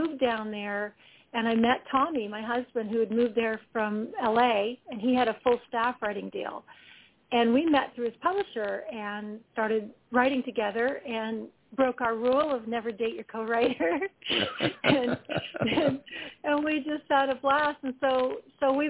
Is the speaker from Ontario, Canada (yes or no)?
yes; North Shore of Lake Erie, Ontario, Canada; moved away as an adult; also born or lived in Nashville; I grew up in the North Shore of Lake Erie up here in Ontario, Canada, about an hour and a half southwest of Toronto.